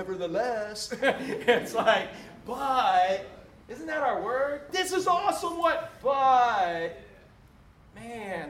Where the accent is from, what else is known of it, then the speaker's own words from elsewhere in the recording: Orlando, Florida, United States; the big palmetto bugs we grew up with in Orlando